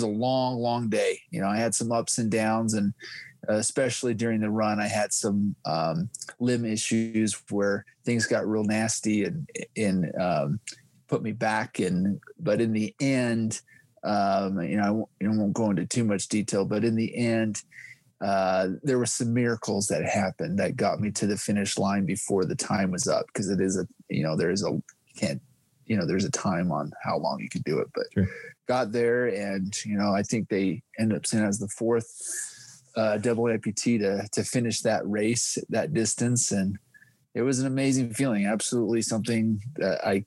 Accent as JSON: {"language": "English", "region": "Utah", "country": "United States", "said": "I am from Utah, 37 years old, four kids"}